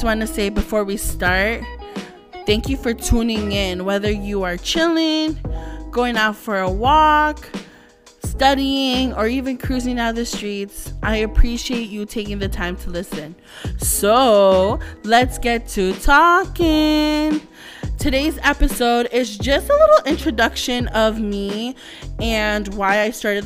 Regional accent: Toronto, Ontario, Canada; I'm full Filipino, but I was born and raised here in Canada, in Toronto, especially in Scarborough

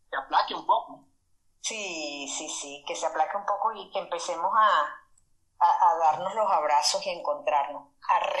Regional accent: Caracas, Capital District, Venezuela; moved away as an adult; now in Brussels, Belgium; Yo soy de Caracas.

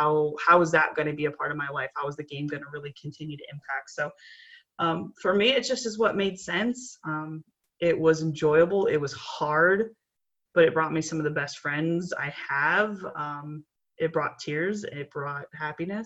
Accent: Chicago, Illinois, United States; I grew up in Chicago

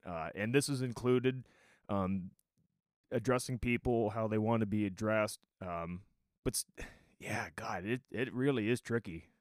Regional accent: Ontario, Canada; I was born in Ontario, So I'm a Canadian

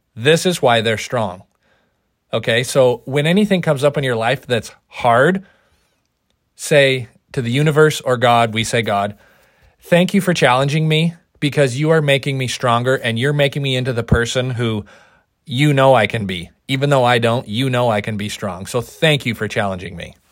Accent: Oregon, United States; we're from Oregon

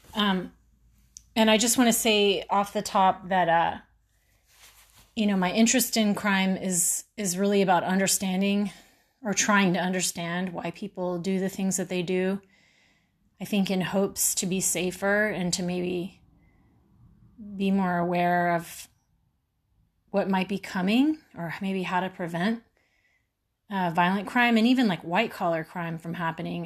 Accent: Houston, Texas, United States; I grew up in Houston

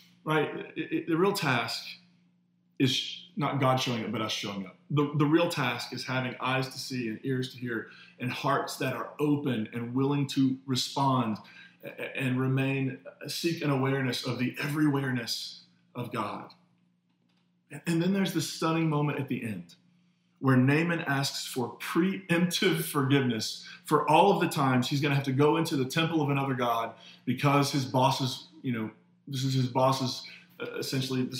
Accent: the Bible Belt, United States; the way I was raised in the Bible Belt

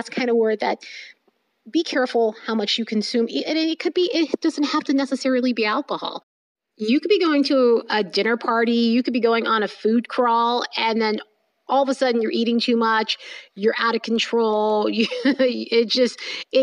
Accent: New York, United States; I'm from New York and we say a word like yenta

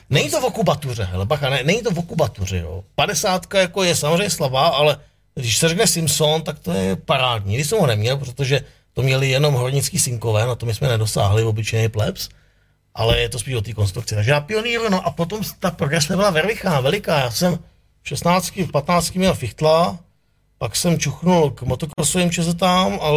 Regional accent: Duchcov, Ústí nad Labem Region, Czechia; Mm, to v Duchcov, Teplice.

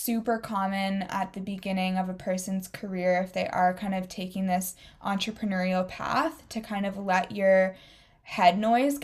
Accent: Waterloo, Ontario, Canada; where you and I grew up in Waterloo, Ontario

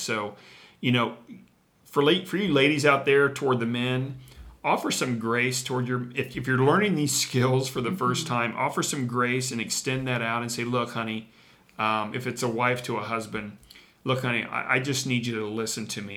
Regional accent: Midwest, United States; we're from the Midwest

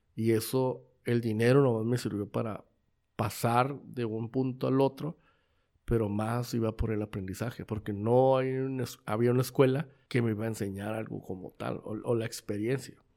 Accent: Mexico; nosotros como mexicanos

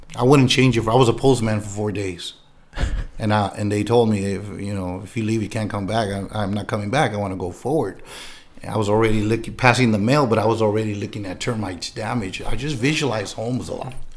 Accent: San Diego, California, United States; I was born and raised in San Diego, California

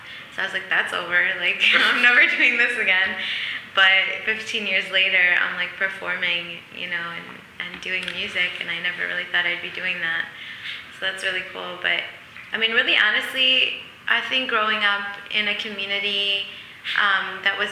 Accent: Flint, Michigan, United States; we had this basement in the house I grew up in Flint, Michigan

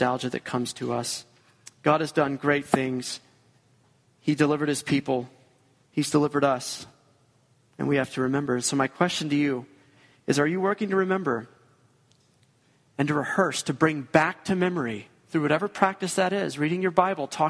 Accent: Georgia, United States; moved away; We're both from Georgia.

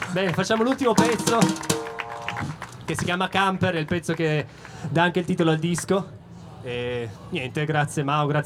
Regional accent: Turin, Piedmont, Italy; Noi siamo di Torino, il prossimo pezzo parla di Torino.

